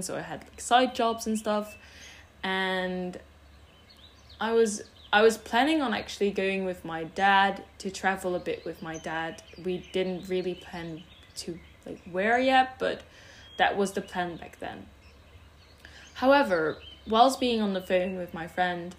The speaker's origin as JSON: {"language": "English", "country": "Netherlands", "also_born_or_lived": "Switzerland (French part) / London, United Kingdom", "first_language": "Dutch", "second_language": "English", "said": "My mother tongue is Dutch"}